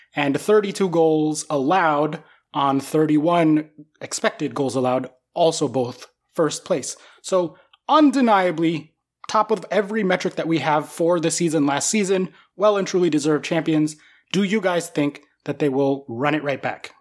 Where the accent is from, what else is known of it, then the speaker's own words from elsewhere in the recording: United States; I'm an American